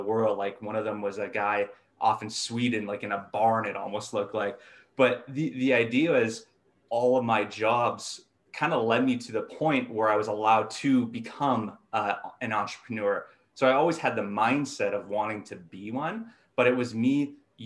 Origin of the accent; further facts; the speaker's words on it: Thompson, Manitoba, Canada; now in Winnipeg, Canada; I grew up in Thompson, Manitoba, so 800 kilometers north of Winnipeg here